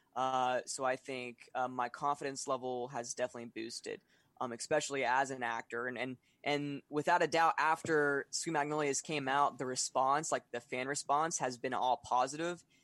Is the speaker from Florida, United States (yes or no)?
yes; Florida, United States; also born or lived in Atlanta, Georgia; I'm from Florida